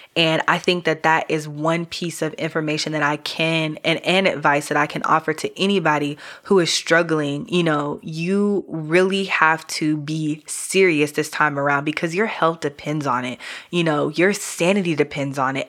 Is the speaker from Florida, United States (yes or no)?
no; New York, United States; also born or lived in Caribbean; I'm from New York.